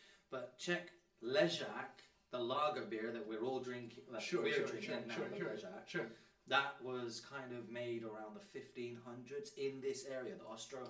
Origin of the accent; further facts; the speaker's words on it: Luton, East of England, United Kingdom; I'm from Luton as well.